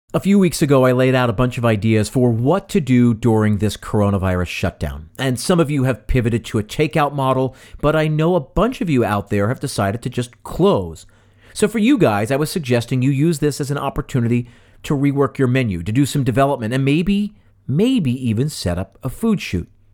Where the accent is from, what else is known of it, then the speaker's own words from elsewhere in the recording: West Chester, Pennsylvania, United States; Tommy's Original is in my hometown of Westchester, Pennsylvania. It's right up the street from the high school I attended